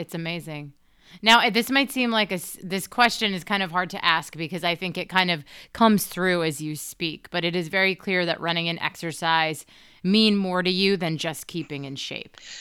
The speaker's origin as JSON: {"language": "English", "town": "Hampton Falls", "region": "New Hampshire", "country": "United States", "tie": "born or raised there", "said": "where I grew up in Hampton Falls, New Hampshire"}